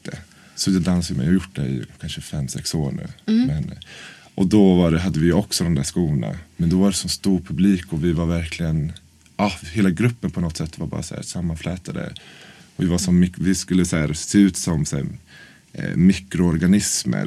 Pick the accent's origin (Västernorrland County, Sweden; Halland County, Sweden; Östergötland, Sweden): Östergötland, Sweden; Norrköping; moved away as an adult; now in Stockholm, Sweden; jag är från Norrköping egentligen. Så jag flyttade till Stockholm för nio år sedan.